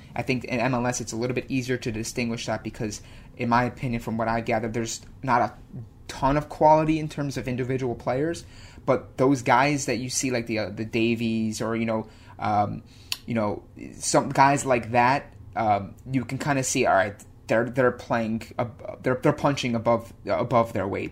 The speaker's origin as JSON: {"language": "English", "country": "United States", "said": "as an American"}